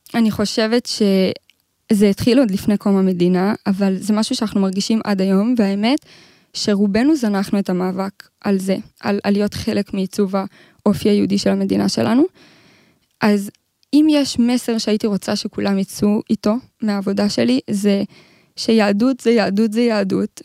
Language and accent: Hebrew; Modiin, Central District, Israel; אני ממודיעין